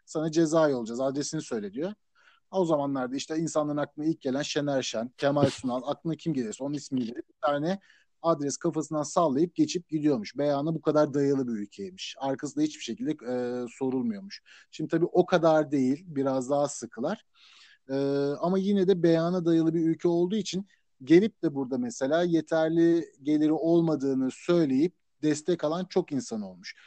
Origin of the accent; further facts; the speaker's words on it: Turkey; moved away as an adult; also born or lived in United States; now in United Kingdom; ben Türk olduğum için